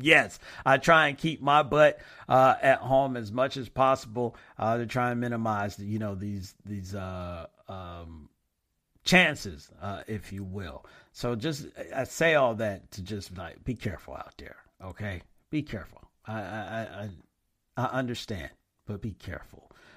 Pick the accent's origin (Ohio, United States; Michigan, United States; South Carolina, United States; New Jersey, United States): Michigan, United States; Flint; Andre Rison is from Flint Town as well, F L I N T. So he's from my hometown